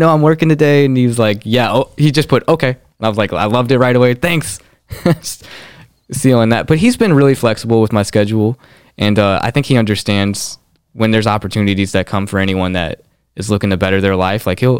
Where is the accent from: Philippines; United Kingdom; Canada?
Philippines; I'm 5'2", I'm Filipino, I'm you know, these are definitive facts.